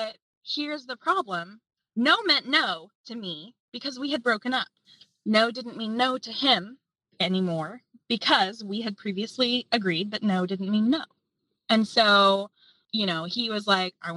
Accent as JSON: {"language": "English", "region": "Appalachia", "country": "United States", "tie": "born or raised there", "said": "Growing up in Appalachia"}